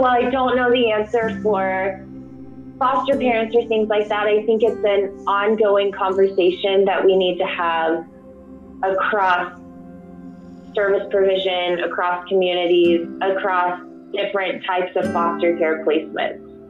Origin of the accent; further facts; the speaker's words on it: Houston, Texas, United States; also born or lived in Austin; I'm from Houston. I, I work in Austin.